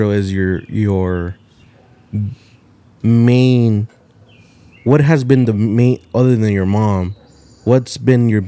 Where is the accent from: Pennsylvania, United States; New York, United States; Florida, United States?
Florida, United States; Miami; I come from Miami